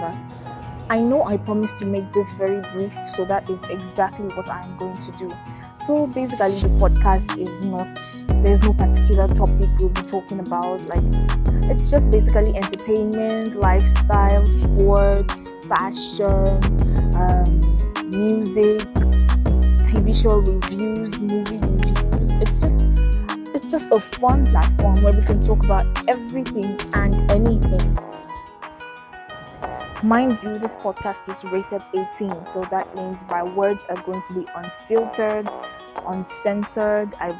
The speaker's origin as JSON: {"language": "English", "country": "Nigeria", "moved": "yes", "lives_now": "Philippines", "said": "I am a medical student in the Philippines, but I am originally from Nigeria"}